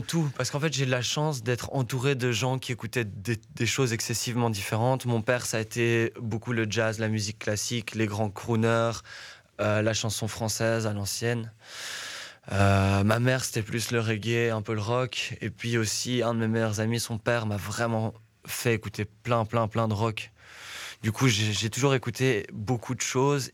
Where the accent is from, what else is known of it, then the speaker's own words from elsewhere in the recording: Brussels, Brussels-Capital Region, Belgium; also born or lived in Etterbeek; je suis né à Etterbeek, mais j'ai vécu du côté de Woluwe mhm. pendant beaucoup d'années de ma jeunesse